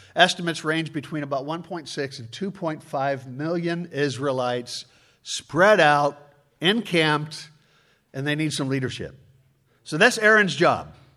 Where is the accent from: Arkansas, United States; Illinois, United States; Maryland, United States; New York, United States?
Illinois, United States; Chicago; I'm from Chicago.